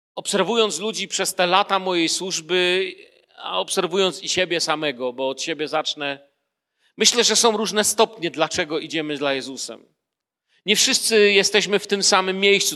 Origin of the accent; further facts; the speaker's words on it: Poland; urodziłem się w Polsce